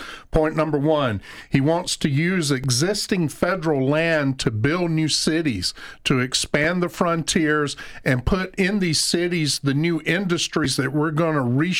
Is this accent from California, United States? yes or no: no; Georgia, United States; moved away; my hometown in Georgia, in many ways, used to be an industrial town, an agricultural town. Now it's a ghost town.